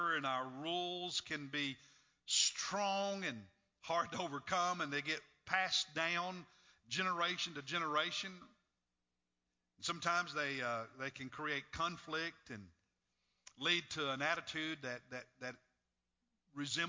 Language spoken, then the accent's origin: English; Kentucky, United States; when I was a little boy growing up in Kentucky